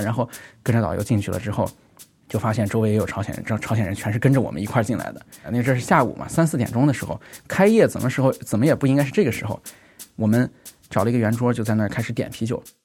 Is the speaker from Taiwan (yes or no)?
no; China; 我是中国人